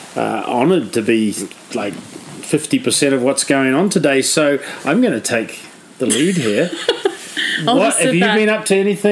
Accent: New Plymouth, Taranaki, New Zealand; moved away as an adult; also born or lived in Australia; now in Denver, United States; I grew up in New Plymouth, New Zealand.

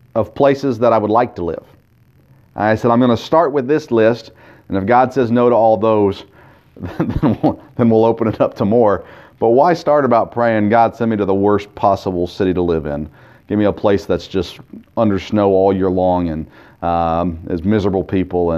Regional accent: Tennessee, United States; growing up in Tennessee

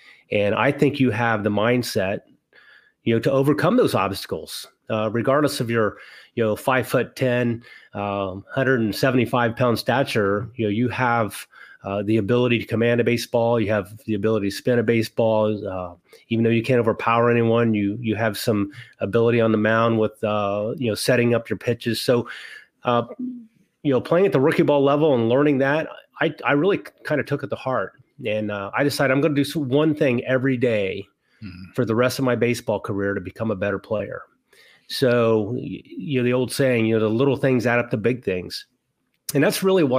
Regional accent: Wellston, Ohio, United States; where I grew up in Wellston, Ohio

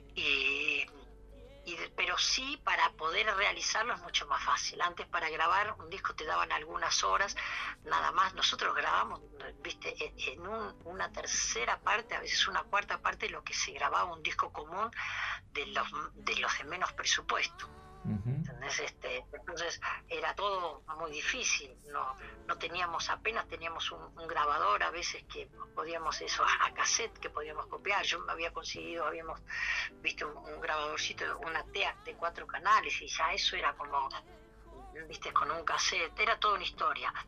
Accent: Mercedes, Buenos Aires Province, Argentina; la casa de mis padres en mi pueblo en Mercedes

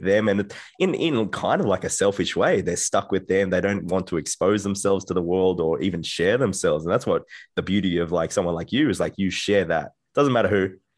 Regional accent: Australia; I'm from Australia, and I, I come from a, a quiet town

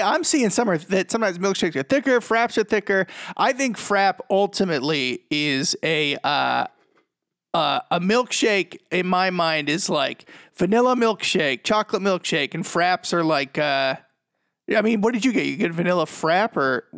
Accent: Boston, Massachusetts, United States; moved away; also born or lived in Medford, Massachusetts; I'm from Boston

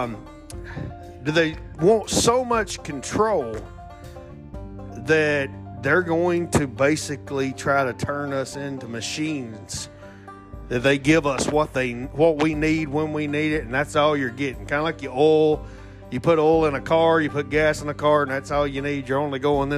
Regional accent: Alabama, United States; Excuse my accent. I am from Alabama.

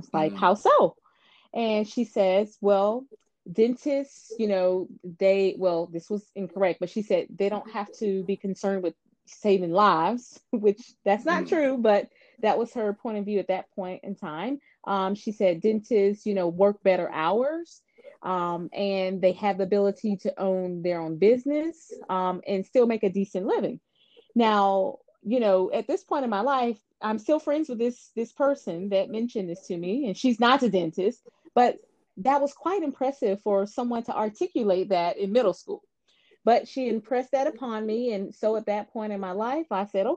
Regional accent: Atlanta, Georgia, United States; also born or lived in Houston, Texas; I'm actually born and raised in Atlanta.

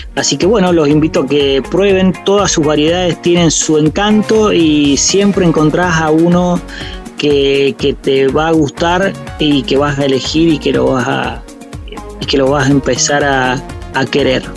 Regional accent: San Juan, Argentina; yo soy de la provincia de San Juan, una provincia vitivinícola por excelencia.

